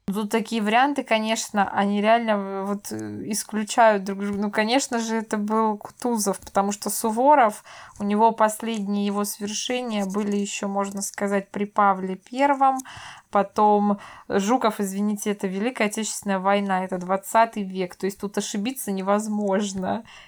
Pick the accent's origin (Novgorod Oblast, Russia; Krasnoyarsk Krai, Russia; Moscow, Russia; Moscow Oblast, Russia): Novgorod Oblast, Russia; Veliky Novgorod; Новгород, я из Новгорода